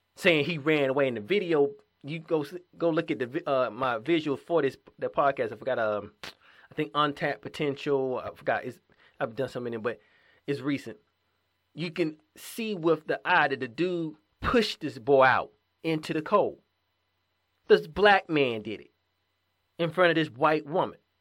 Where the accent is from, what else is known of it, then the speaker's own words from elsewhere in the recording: Georgia, United States; my hometown in Georgia